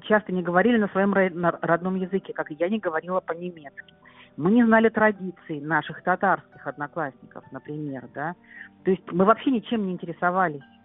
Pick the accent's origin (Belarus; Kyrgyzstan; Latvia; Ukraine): Kyrgyzstan; also born or lived in Rhineland, Germany; now in Germany; я вернулась в Кыргызстан